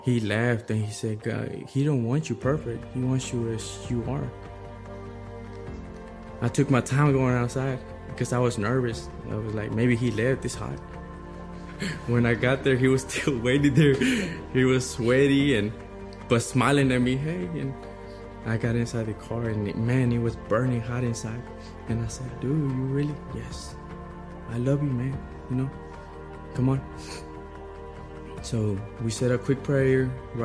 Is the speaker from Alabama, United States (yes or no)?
no; Waco, Texas, United States; I'm from Waco, Texas